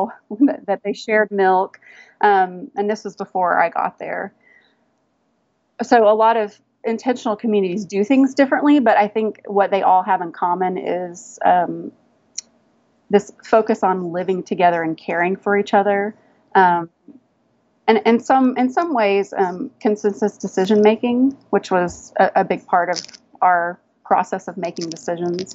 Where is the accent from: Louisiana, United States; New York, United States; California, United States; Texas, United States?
Texas, United States; moved away as an adult; also born or lived in Washington, D.C.; growing up in Texas, I thought I wanted to have a horse ranch, but we were big city people